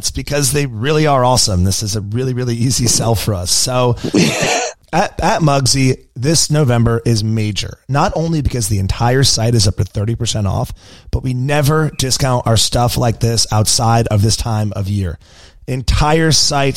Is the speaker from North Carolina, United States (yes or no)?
yes; Charlotte, North Carolina, United States; I'm from Charlotte